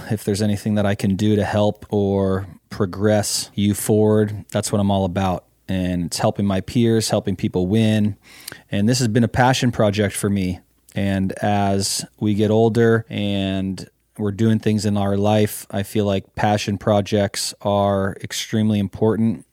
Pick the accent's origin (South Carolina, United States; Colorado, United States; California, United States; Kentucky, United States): California, United States; Mendocino County; born and bred in Mendocino County